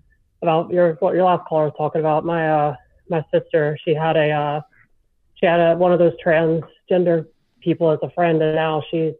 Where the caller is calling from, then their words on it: Seattle, Washington, United States; I'm calling from Seattle.